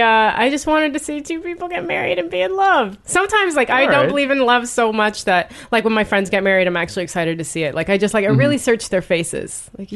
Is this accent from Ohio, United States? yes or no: yes; Columbus, Ohio, United States; I'm from Columbus